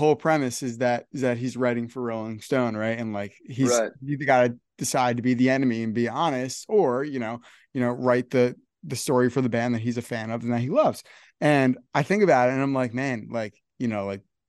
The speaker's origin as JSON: {"language": "English", "region": "Northern New Jersey", "country": "United States", "said": "I'm from Northern New Jersey."}